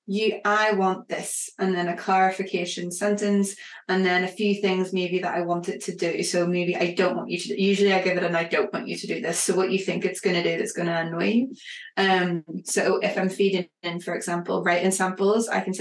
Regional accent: Northern Ireland, United Kingdom; accent: Northern Irish; as you can hear from my accent, I'm Northern Irish

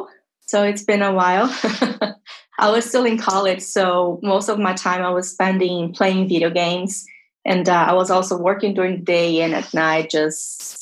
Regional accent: Brazil; English is a second language; now in Tampa, United States; I'm originally from Brazil, although I live in Tampa, Florida

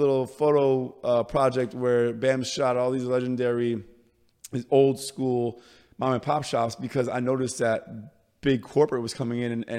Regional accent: Bronx, New York, United States; we're from the Bronx. Yeah. The originator, you know?

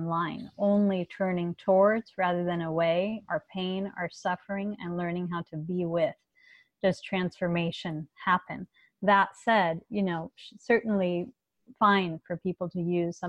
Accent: Los Angeles, California, United States; I grew up in Los Angeles

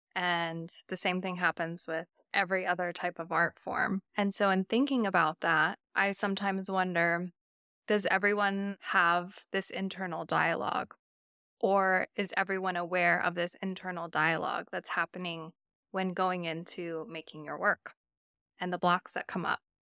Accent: Napa Valley, California, United States; I grew up in the Napa Valley

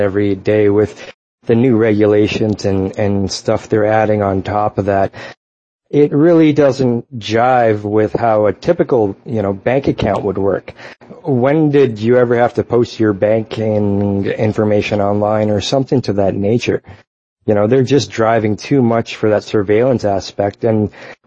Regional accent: Canada; I'm a Canadian guy

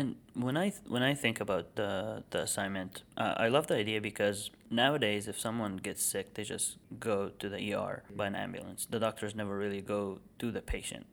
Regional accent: Egypt; now in United States; I'm from Egypt

